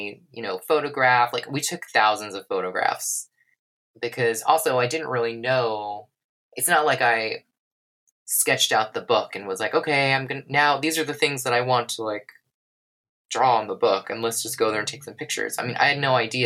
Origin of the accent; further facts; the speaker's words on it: United States; as an American going there